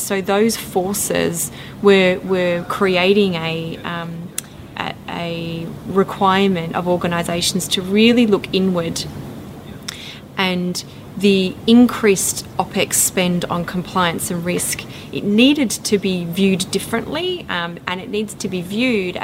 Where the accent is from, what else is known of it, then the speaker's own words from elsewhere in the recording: Western Australia, Australia; my hometown where I grew up on the farm was 800 kilometres away from Perth